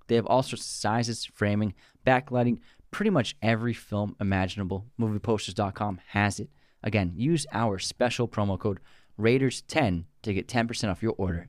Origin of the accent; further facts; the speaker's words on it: Massachusetts, United States; Yeah, I love Charlestown. Yeah, I'm from there. Actually, I'm from Roslyn Hill.